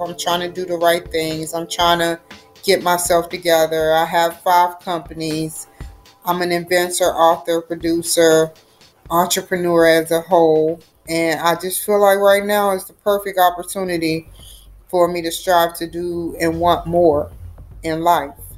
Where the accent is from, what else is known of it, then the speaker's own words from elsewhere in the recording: Santa Maria, California, United States; I come from Santa Maria, California.